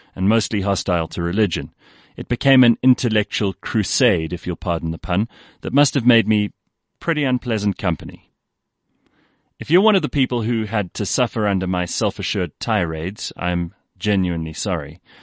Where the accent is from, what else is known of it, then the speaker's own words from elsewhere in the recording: South Africa; I used to be proud of being South African